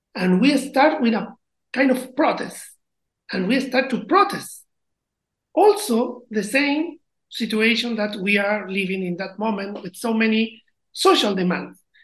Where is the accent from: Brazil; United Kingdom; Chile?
Chile; English is a second language